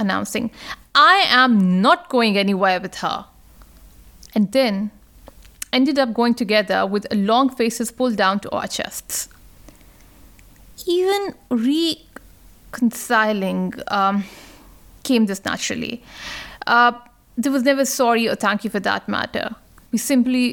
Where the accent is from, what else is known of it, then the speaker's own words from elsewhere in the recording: Pakistan; now in Australia; my home country, Pakistan